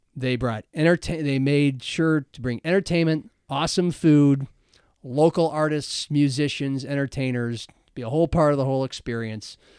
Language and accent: English; Omaha, Nebraska, United States; also born or lived in Lincoln, Nebraska; now in Sioux Falls, United States; I grew up in Omaha and Lincoln.